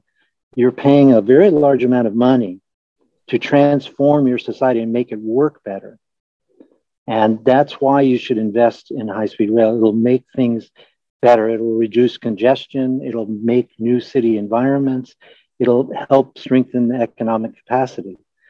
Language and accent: English; United States; Well, as you can tell by my voice, I'm an American, and I grew up in the Navy.